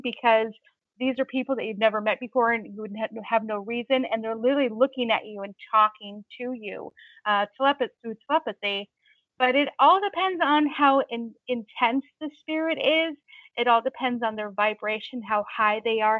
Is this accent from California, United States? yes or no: yes; Long Beach, California, United States; now in New Hampshire, United States; Growing up in Long Beach, California, where I grew up